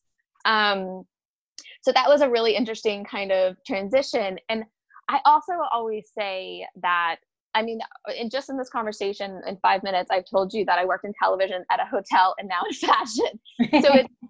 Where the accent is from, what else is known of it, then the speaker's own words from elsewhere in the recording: Hilton Head Island, South Carolina, United States; I'm from Hilton Head Island, South Carolina. So basically I grew up kind of at a vacation place.